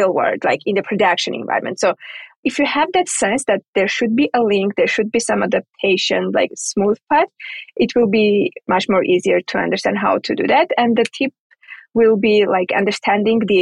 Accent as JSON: {"language": "English", "country": "Armenia", "moved": "yes", "said": "I'm from Armenia originally."}